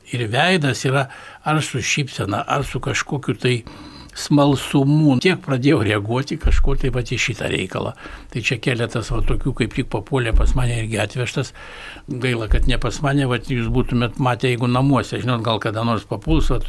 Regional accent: Kaunas, Kaunas County, Lithuania; aš pats iš Viljampolės

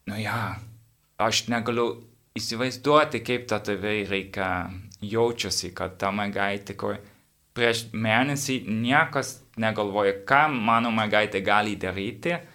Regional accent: Netherlands; Lithuanian is a second language; now in Vilnius, Lithuania; aš iš Olandijos

